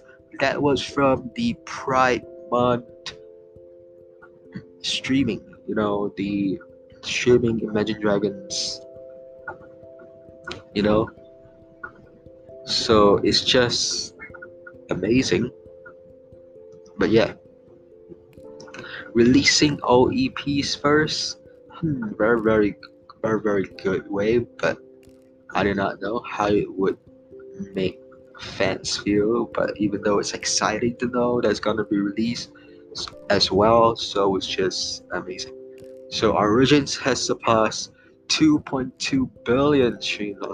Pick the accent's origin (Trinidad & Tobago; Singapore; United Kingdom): Singapore; I'm from Singapore